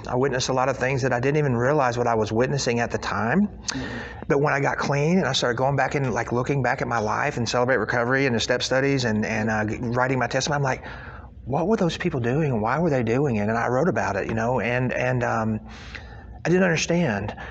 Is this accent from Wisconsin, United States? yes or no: no; Carthage, Missouri, United States; moved away; I was born in Carthage, Missouri, up by up on the other side of Branson, Missouri, up by Springfield.